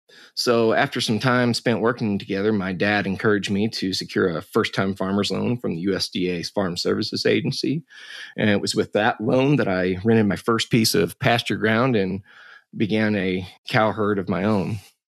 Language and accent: English; Crawford County, Missouri, United States; I was born and raised in Crawford County, Missouri. My parents owned and ran the local sale barn. My dad ran the sale barn in Cuba, Missouri